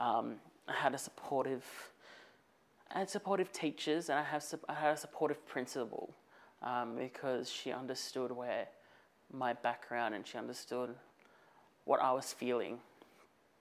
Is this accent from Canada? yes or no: no; Campbelltown, New South Wales, Australia; I'm a proud Wiradjuri Gringring Tongan man living in between Campbelltown and Camden